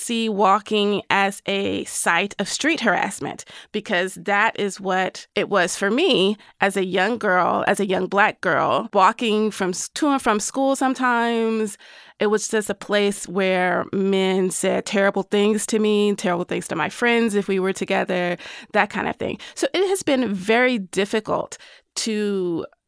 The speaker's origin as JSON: {"language": "English", "region": "the South", "country": "United States", "said": "as a Southerner"}